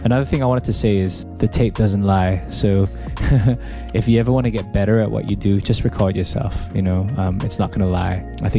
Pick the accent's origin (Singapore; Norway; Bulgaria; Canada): Singapore; also born or lived in Australia; I grew up halfway in Australia and halfway in Singapore.